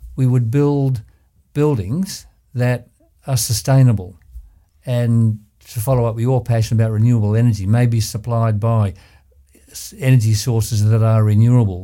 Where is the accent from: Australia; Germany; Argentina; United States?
Australia; Ballarat, Victoria; I was born and bred in Ballarat